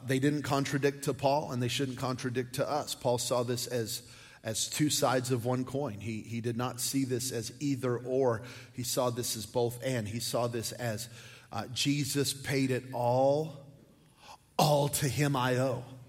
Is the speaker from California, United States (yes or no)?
no; New Mexico, United States; I'm from New Mexico